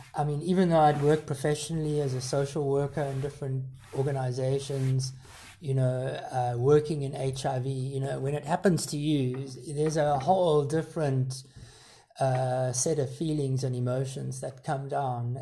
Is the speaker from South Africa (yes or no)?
yes; South Africa; growing up in South Africa